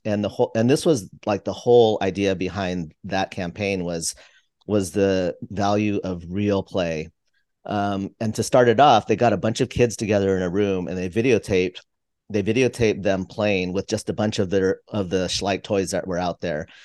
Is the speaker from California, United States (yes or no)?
yes; just outside of San Francisco, California, United States; I grew up just outside of San Francisco